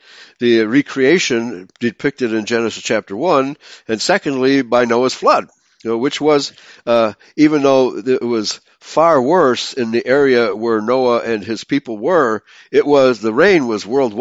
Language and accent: English; near Heidelberg, Baden-Württemberg, Germany; that's near my hometown